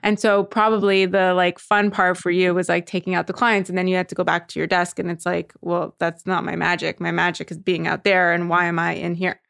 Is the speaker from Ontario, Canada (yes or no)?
no; Montreal, Quebec, Canada; moved away; I grew up in Montreal, which is a very, you know, sheltered community.